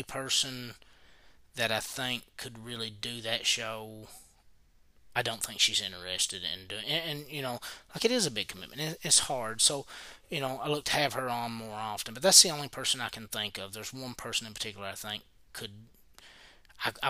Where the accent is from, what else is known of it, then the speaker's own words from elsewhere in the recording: Knott County, Kentucky, United States; we're from Knott County